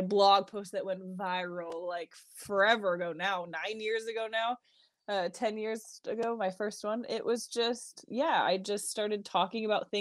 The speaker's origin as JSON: {"language": "English", "region": "New York", "country": "United States", "tie": "born or raised there", "moved": "as an adult", "lives_now": "Utah, United States", "said": "It's the New York in me."}